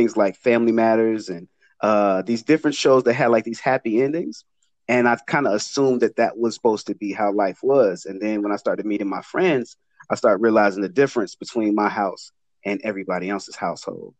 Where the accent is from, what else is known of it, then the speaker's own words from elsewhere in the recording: Chicago, Illinois, United States; I grew up in West Englewood